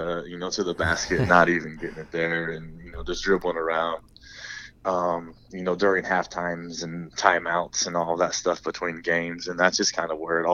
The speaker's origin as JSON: {"language": "English", "town": "Huntington", "region": "Indiana", "country": "United States", "tie": "born or raised there", "said": "the whole time was in Huntington"}